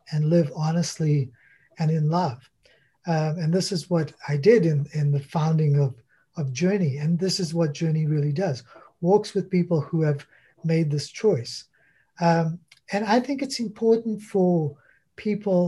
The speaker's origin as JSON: {"language": "English", "country": "South Africa", "tie": "born or raised there", "moved": "yes", "lives_now": "Canada", "said": "I grew up in South Africa"}